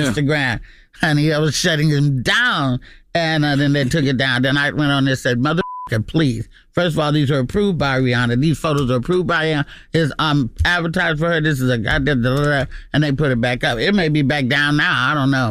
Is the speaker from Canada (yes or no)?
no; Oakland, California, United States; I'm from Oakland